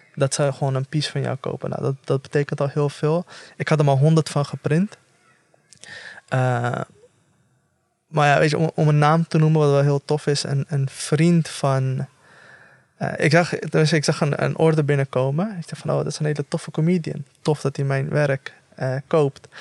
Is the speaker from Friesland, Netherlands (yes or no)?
no; The Hague, South Holland, Netherlands; ik, op, opgegroeid in de Schilderswijk